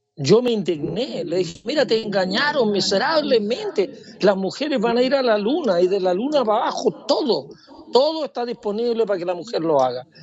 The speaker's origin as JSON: {"language": "Spanish", "country": "Chile", "also_born_or_lived": "Santiago"}